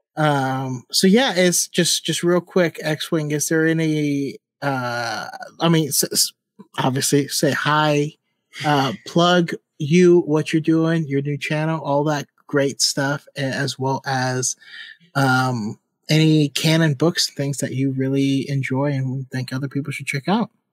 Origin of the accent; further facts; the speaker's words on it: Sacramento, California, United States; I say hella because I'm from Northern California and Sacramento area